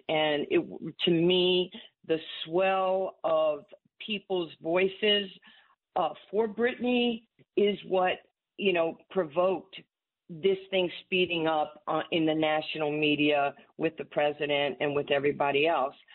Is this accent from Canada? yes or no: no; New York City, New York, United States; Growing up in Far Rock